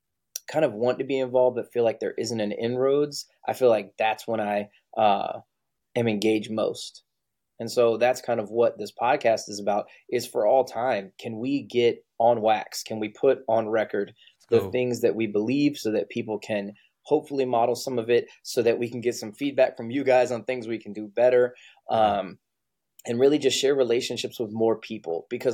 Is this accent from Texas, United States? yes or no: yes; Texas, United States; whether it was Navy, growing up in Texas, what it was